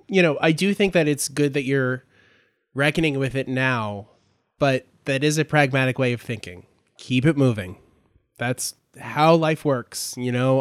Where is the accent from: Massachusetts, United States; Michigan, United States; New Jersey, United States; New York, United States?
New Jersey, United States; I grew up in South Jersey